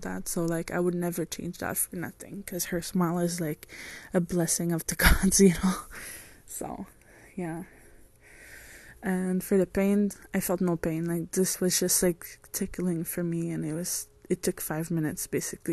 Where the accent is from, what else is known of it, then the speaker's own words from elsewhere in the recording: France; moved away; I'm French.